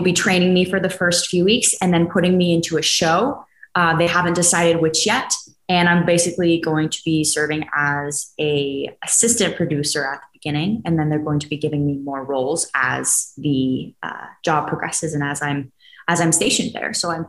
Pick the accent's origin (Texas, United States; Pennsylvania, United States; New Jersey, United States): Texas, United States; Dallas; moved away; my hometown of Dallas, Texas, with humidity and everything.